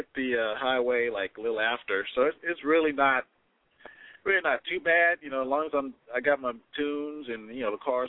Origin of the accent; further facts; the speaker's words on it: Katy, Texas, United States; I'm from Katy. I have to come from about, 40 miles to get to Spring. It's like kind of like on the other side of Houston, kind of sort of.